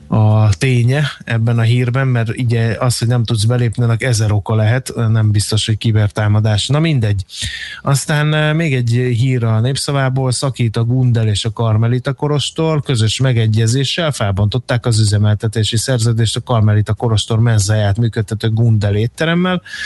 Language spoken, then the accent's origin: Hungarian; Hungary; akárhányszor Budapesten jártam, mert vidéki gyerek vagyok